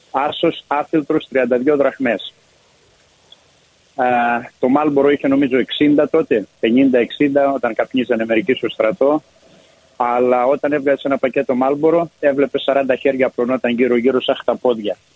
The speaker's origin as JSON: {"language": "Greek", "country": "Greece", "also_born_or_lived": "Athens", "moved": "as an adult", "said": "Λοιπόν, από εκεί μετά ε, μεγαλώνοντας, πηγαίνοντας στην Αθήνα, ήμουν 15 ε, για σχολείο."}